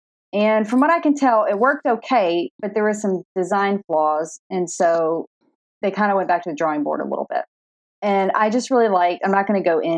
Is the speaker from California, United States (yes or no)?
no; Greenville, Mississippi, United States; now in Memphis, United States; I'm also from Greenville, Mississippi, which also has a lot to do with Mississippi River.